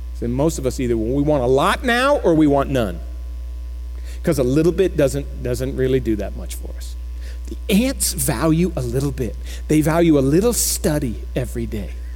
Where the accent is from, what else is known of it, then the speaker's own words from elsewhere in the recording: Florida, United States; now in Keller, United States; I grew up in Florida.